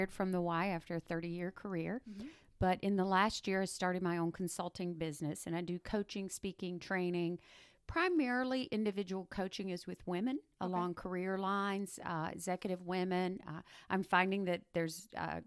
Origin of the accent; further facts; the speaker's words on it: Macon, Georgia, United States; moved away as an adult; also born or lived in Albany, Georgia / Jacksonville, Florida; now in Volusia County, United States; I was born and raised in Macon